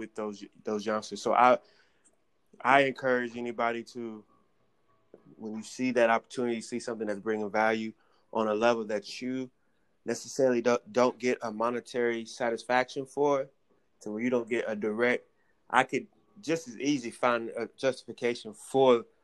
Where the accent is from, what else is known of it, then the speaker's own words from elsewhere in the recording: the Bible Belt, the South, United States; I was raised in the Bible Belt